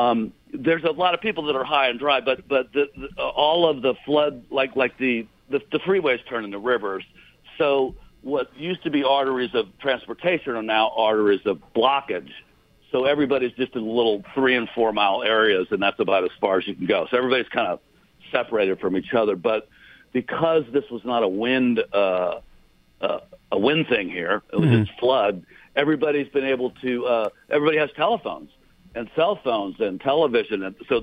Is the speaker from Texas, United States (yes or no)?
yes; Houston, Texas, United States; Okay, so if you're born and raised in Houston, and you have no concept of what a basement is